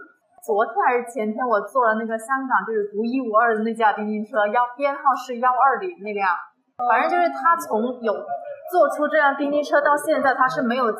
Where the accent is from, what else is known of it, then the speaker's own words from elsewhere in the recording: Guangdong, China; 对，我是广东的。